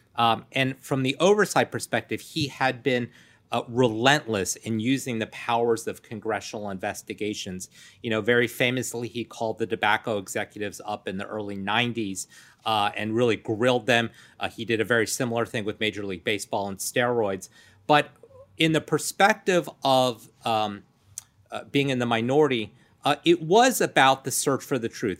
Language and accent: English; Rockville, Maryland, United States; also born or lived in Washington, D.C. area; I grew up in Rockville, Maryland.